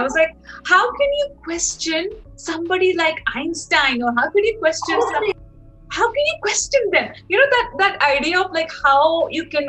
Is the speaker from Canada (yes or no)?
no; Pakistan; moved away as an adult; now in Australia; the way I grew up in Pakistan.